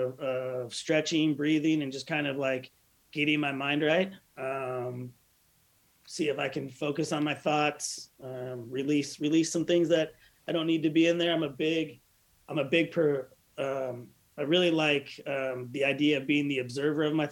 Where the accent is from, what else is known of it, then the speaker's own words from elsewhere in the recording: Southern California, United States; I grew up in Southern California